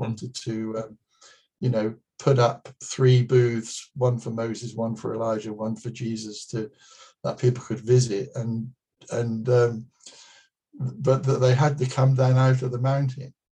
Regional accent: United Kingdom; being British

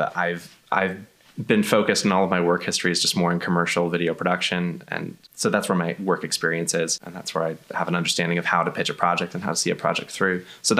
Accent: Pittsburgh, Pennsylvania, United States; moved away as an adult; also born or lived in Orlando; So I grew up outside the city in the North Hills and did a brief stint for 5 years in Orlando

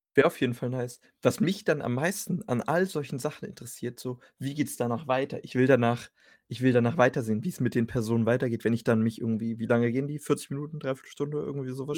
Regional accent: Germany

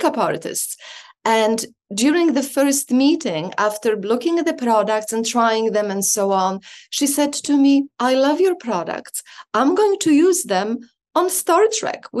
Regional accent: Poland; now in Canada; I was born in Poland, lived in Canada for about 25 years

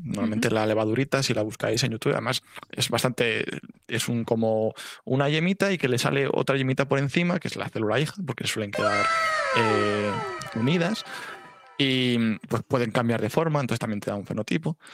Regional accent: Valladolid, Castile and León, Spain; moved away as an adult; also born or lived in Salamanca / Alcalá de Henares; now in Valencia, Spain; yo soy de Valladolid.

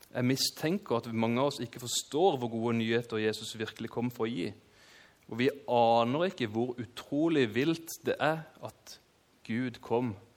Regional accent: Kristiansand, Agder, Norway; født og oppvokst i Kristiansand

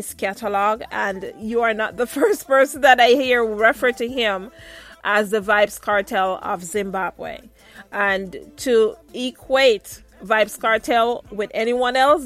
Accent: Saint Mary, Jamaica; I'm from St. Mary.

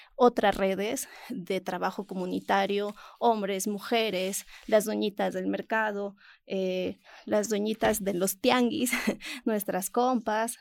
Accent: Ecuador; mi país, Ecuador

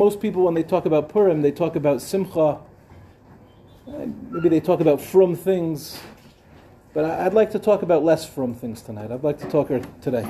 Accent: Five Towns, Long Island, New York, United States; also born or lived in Lawrence, New York / Far Rockaway, New York; now in Israel; I was born in the Five Towns

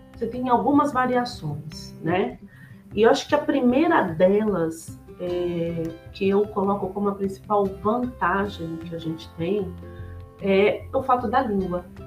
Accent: São Paulo, Brazil; moved away as an adult; also born or lived in Curitiba; now in United States; eu sou de São Paulo, apesar que nos últimos 10 anos eu morei em Curitiba

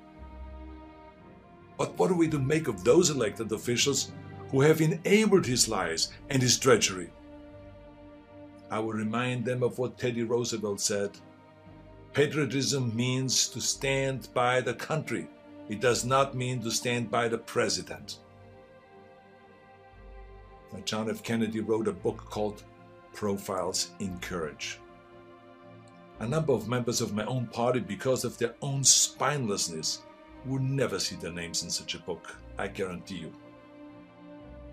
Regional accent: Austria; now in United States; I grew up in Austria.

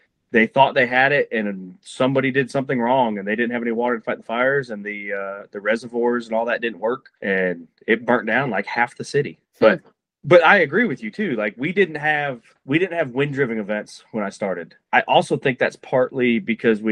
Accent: Cleveland, Ohio, United States; moved away as an adult; I'm from Ohio. I grew up in Cleveland

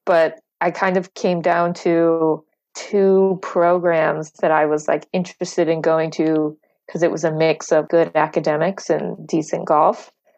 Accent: Florida, United States; wasn't one of those like young kids growing up in Florida that plays golf all the time

